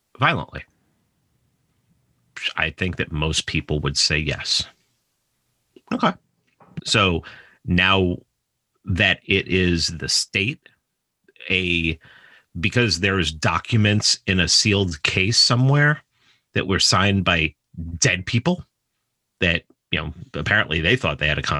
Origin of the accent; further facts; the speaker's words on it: New York, United States; I'm from New York